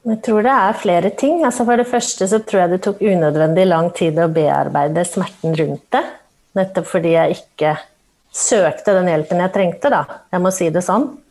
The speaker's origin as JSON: {"language": "Norwegian", "region": "Oslo", "country": "Norway", "tie": "born or raised there", "said": "født og oppvokst i Oslo"}